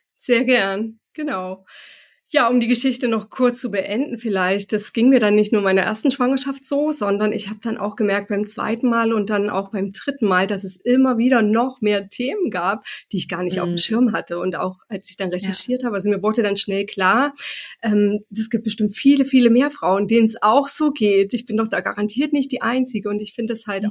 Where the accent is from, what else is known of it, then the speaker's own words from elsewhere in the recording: Germany; bei uns in Deutschland